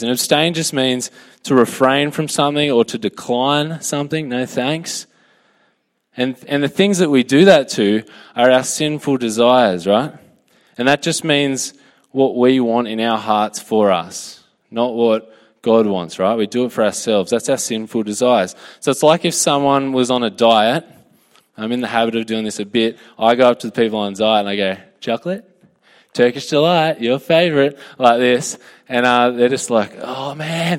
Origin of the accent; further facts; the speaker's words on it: Australia; I'm a citizen of a better country.